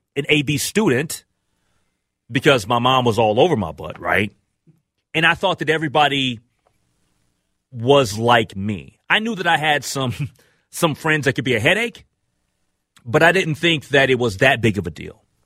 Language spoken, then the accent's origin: English; Minnesota, United States; me being a Minnesotan